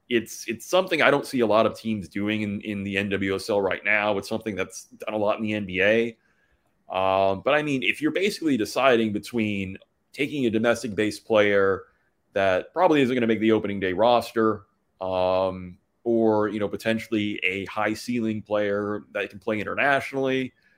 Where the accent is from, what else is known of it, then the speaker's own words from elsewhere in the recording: Atlanta, Georgia, United States; now in Indiana, United States; I grew up mostly in Atlanta